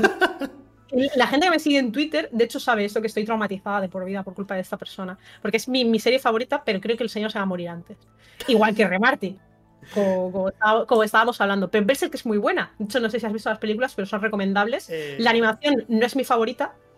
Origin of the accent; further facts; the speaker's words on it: Burjassot, Valencian Community, Spain; soy de Burjasot. O sea, ahora no vivo ahí, pero, pero soy de Burjasot, la verdad. Eh, estudié en el Villar Palasí